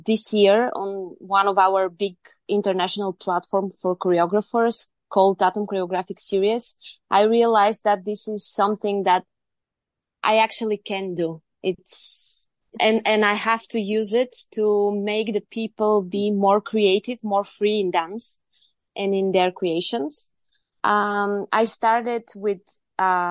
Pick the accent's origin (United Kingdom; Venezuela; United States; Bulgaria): Bulgaria; Varna, Varna Province; now in Sofia, Bulgaria; I'm from Bulgaria. Originally born in Varna, which is the beautiful seaside of Bulgaria, but I'm based in Sofia, our capital now.